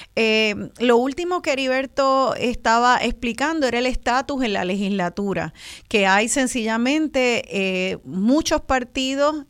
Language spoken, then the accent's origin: Spanish; Puerto Rico; los puertorriqueños y puertorriqueñas